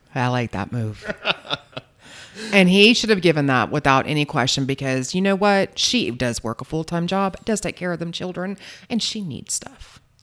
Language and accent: English; Charleston, South Carolina, United States; I'm from Charleston, South Carolina